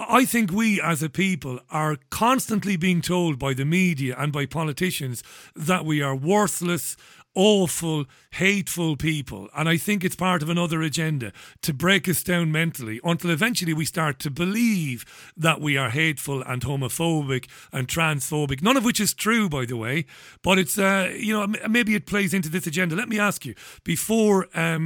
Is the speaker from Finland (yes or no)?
no; Ireland; as an Irishman, I'm an Irish Republican